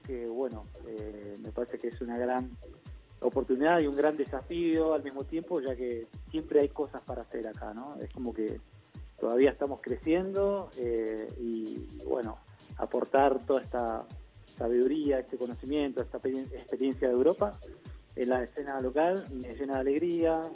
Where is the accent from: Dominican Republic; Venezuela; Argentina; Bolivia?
Argentina; yo era argentino